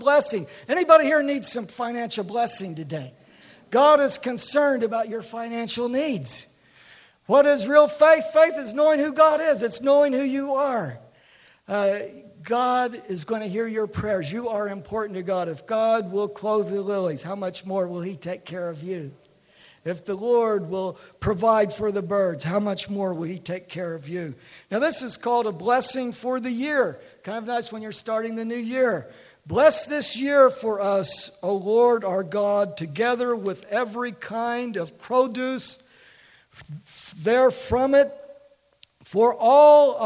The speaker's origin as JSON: {"language": "English", "region": "Oklahoma", "country": "United States", "said": "that's the way we talk in Oklahoma"}